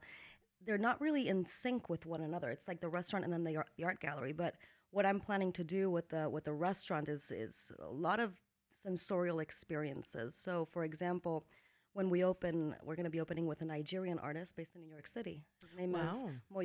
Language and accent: English; Valencia, Valencian Community, Spain; also born or lived in Menorca, Spain; now in Los Angeles, United States; I lived in a lot of different countries, but I was raised in Spain, in Valencia, and in a little tiny island called Menorca